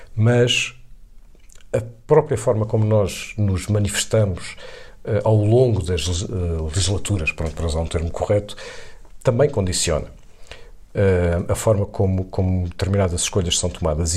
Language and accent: Portuguese; Viseu, Centro, Portugal; Eu vivi, eu, eu cresci em Viseu, eh, sendo urbano, portanto, na cidade de Viseu